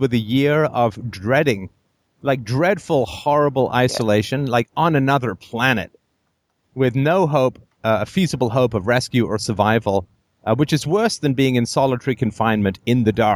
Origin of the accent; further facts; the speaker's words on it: Ireland; I'm from Ireland